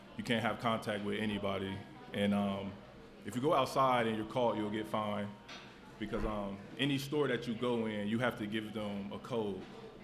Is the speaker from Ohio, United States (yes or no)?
yes; Cincinnati, Ohio, United States; We're from Cincinnati.